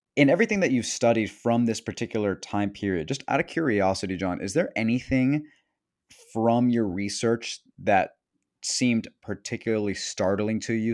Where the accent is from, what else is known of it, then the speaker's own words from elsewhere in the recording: Venezuela; accent: Venezuelan; moved away; I'm Venezuelan because our accents really do stick out.